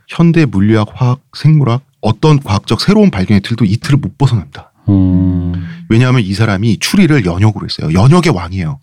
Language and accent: Korean; South Korea; 태어났더니 한국이다